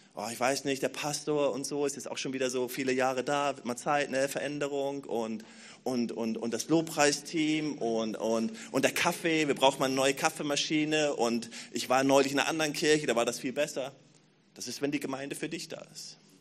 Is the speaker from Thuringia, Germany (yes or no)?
no; Berlin, Germany; als Berliner